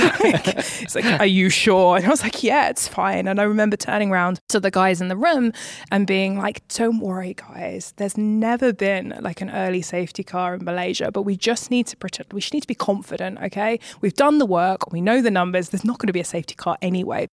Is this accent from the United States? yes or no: no; United Kingdom; moved away as an adult; also born or lived in Maranello; being a British woman